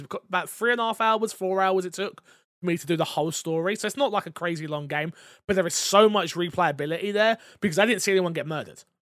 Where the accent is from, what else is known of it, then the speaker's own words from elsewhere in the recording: England, United Kingdom; as an English person